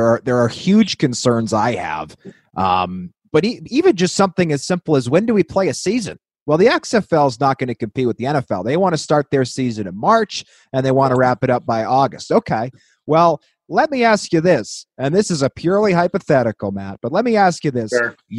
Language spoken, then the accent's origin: English; Manitoba, Canada; I'm born and bred in Manitoba. I still live in Manitoba.